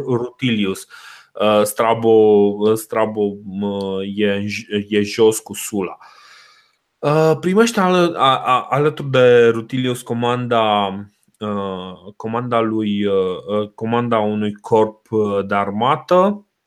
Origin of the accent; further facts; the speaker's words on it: Romania